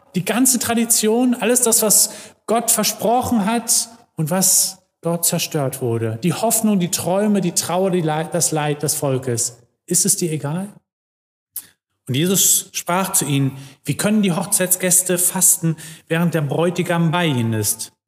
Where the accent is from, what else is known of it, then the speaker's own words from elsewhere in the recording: Germany; wir als Deutsche